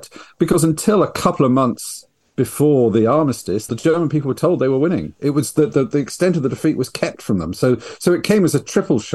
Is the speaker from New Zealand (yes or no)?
no; United Kingdom; I'm a British writer